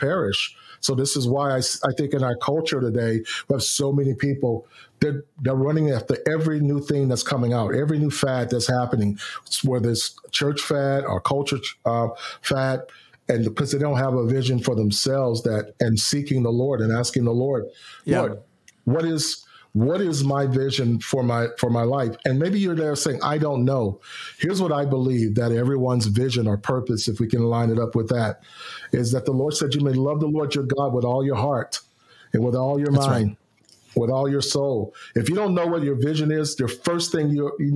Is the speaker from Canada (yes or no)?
no; Houston, Texas, United States; My hometown of Houston, Texas.